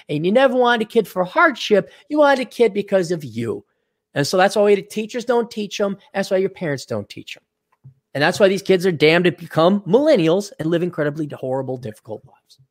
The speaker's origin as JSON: {"language": "English", "region": "Wisconsin", "country": "United States", "tie": "born or raised there", "moved": "yes", "lives_now": "Minnesota, United States", "said": "I was born here, but I am not a good Minnesotan, and I'm never gonna be called a Minnesotan. I was brought up in Wisconsin, which isn't that much better"}